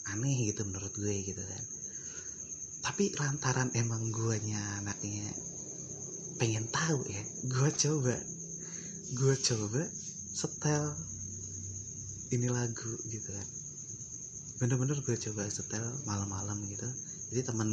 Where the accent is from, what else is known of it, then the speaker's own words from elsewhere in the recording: Sumatra, Indonesia; karena kan karena kan gue dari Sumatera nih jadi gue kalau kayak sama mitos-mitos kayak gitu tuh jujur aja gue rada skeptis ya